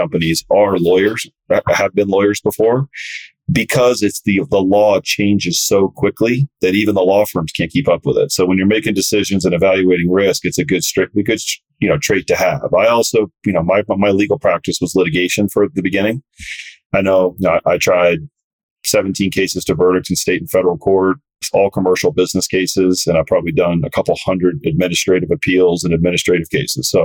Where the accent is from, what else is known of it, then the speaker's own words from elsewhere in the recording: South Florida, United States; I grew up surfing in South Florida